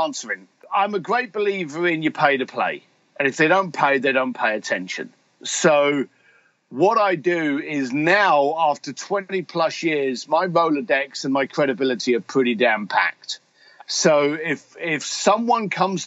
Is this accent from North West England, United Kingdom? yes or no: no; London, United Kingdom; I'm a bricklayer from London, whiskey drinking biker